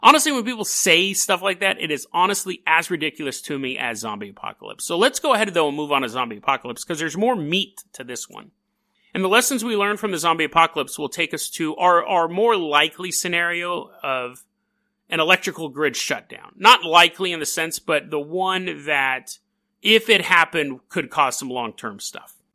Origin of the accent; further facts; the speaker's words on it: California, United States; I'm from California.